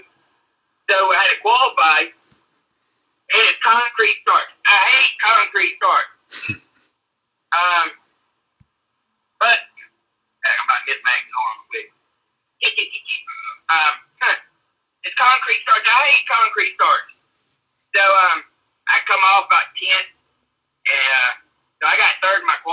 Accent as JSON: {"language": "English", "region": "Georgia", "country": "United States", "moved": "yes", "said": "I'm from Georgia."}